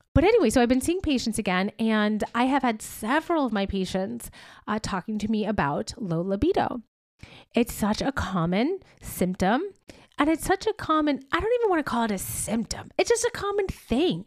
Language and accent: English; upstate New York, United States; moved away as an adult; also born or lived in Boston, Massachusetts; I moved home, my hometown, to upstate New York